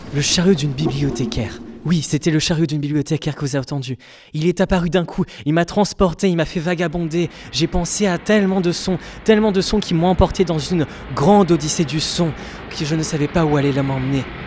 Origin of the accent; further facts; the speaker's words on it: Basque Country, Nouvelle-Aquitaine, France; moved away; J'ai voulu revenir à ma terre natale, le Pays Basque.